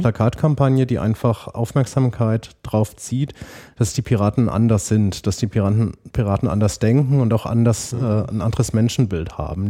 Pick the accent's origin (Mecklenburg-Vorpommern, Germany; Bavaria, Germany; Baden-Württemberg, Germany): Bavaria, Germany; Münnerstadt; moved away as an adult; also born or lived in Marburg / Lake Constance / Erlangen; now in Berlin, Germany; bin dann groß geworden in einem kleinen Städtchen, das hieß Münnerstadt, das ist dann in der Mitte zwischen Würzburg und Fulda